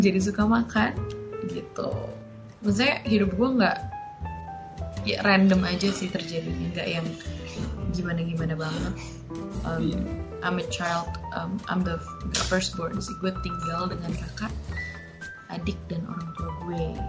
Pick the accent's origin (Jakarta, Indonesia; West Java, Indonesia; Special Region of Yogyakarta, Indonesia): Jakarta, Indonesia; lahir besar di Jakarta mm-hmm. uh, di pinggir di Cibubur ya, gue ya. lahir di Menteng terus um, tinggal gue di Cibubur dari gue kecil